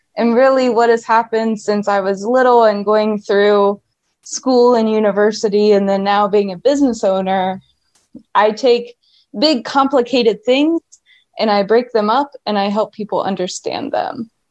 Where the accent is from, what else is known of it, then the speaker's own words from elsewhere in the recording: Ohio, United States; moved away as an adult; also born or lived in upstate New York; I was um, born and raised in Ohio